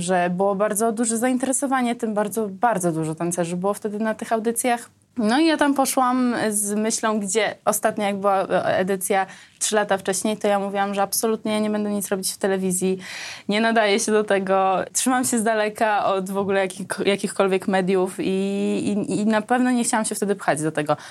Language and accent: Polish; Armenia; now in Poland; pochodzę z Armenii, że jak ja trafiłam do Polski